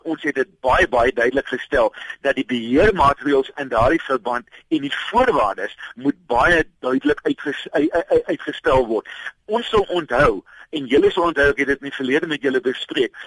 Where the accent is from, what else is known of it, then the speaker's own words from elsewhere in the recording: South Africa; ons as Suid-Afrikaners